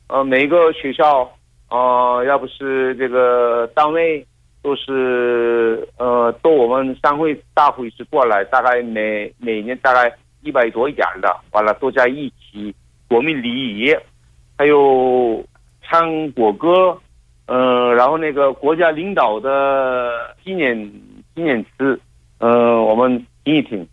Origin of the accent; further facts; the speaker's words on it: South Korea; Chinese is a second language; moved away as an adult; now in Weihai, China; 我是韩国人，我在中国生活